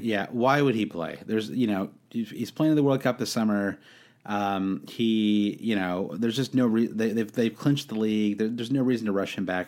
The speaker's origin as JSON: {"language": "English", "country": "United States", "said": "as an American"}